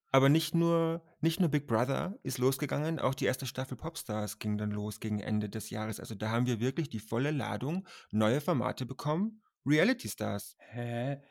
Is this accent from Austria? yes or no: yes; Austria; dass ich aus Österreich komme